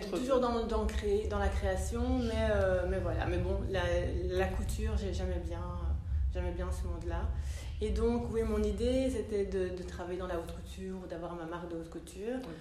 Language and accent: French; Brussels, Brussels-Capital Region, Belgium; also born or lived in London, United Kingdom / Italy / France; je suis bruxelloise d'origine ivoirienne